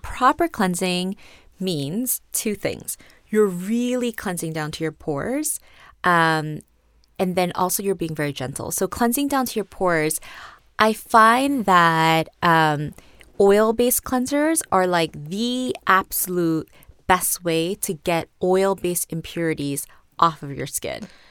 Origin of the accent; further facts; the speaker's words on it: South Korea; moved away; also born or lived in New York; I grew up in Korea until college. I grew up in New York first, moved to Korea at the end of elementary school, and was there until college